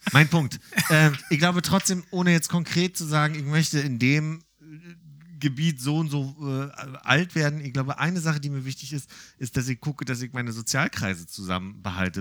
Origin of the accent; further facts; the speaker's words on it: Berlin, Germany; gebürtiger Berliner